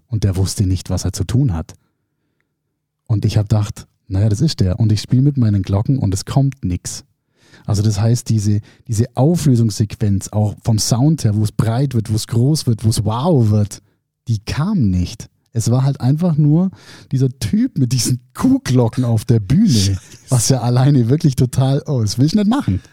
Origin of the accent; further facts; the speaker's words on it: Germany; bei uns in Deutschland